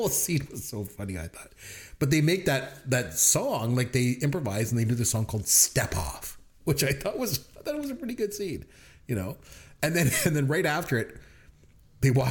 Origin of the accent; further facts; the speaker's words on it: Canada; As a Canadian